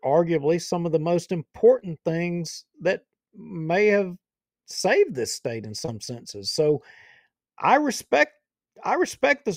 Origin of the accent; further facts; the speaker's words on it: Bossier City, Louisiana, United States; I was born in Bossier Medical Center, right there off Shed Road and Airline. That's where I was born. I'm a Bossier guy.